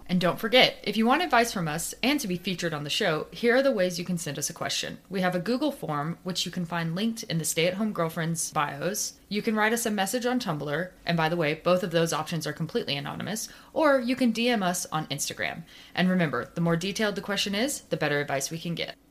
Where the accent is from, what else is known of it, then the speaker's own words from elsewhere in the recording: Nashville, Tennessee, United States; I'm a podcaster from Nashville, Tennessee, which is in America